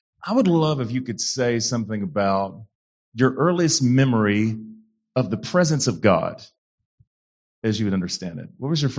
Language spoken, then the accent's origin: English; the South, United States; but that was not always my experience of it growing up in the South and white Pentecostal, kind of rural churches in the South.